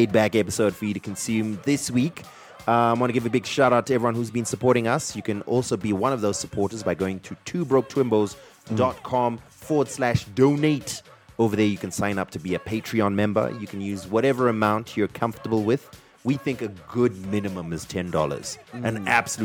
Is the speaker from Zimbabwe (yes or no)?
yes; Zimbabwe